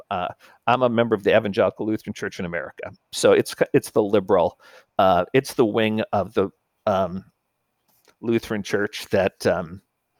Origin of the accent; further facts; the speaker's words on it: Minnesota, United States; I'm from Minnesota